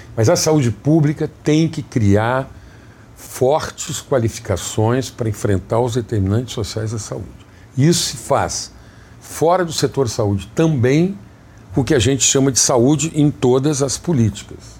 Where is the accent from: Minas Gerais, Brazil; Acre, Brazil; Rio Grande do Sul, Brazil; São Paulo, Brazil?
Rio Grande do Sul, Brazil; Jaguari; moved away as an adult; also born or lived in Santa Maria, Rio Grande do Sul; now in Rio de Janeiro, Brazil; Jaguari, que é a minha cidade natal. Santa Maria, eu vim com 14 anos para fazer o segundo grau